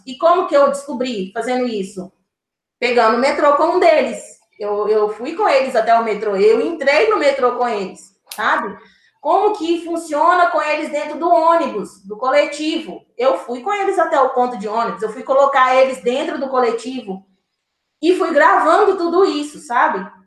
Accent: born in Diamantina, Minas Gerais, Brazil; now in Contagem, Brazil; Eu sou de Minas Gerais, eu nasci em Diamantina

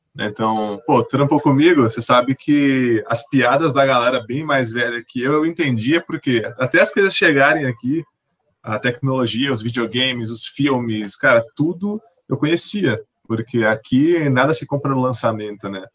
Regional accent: São Paulo, Brazil; nascido e criado e residente do Jardim Ângela

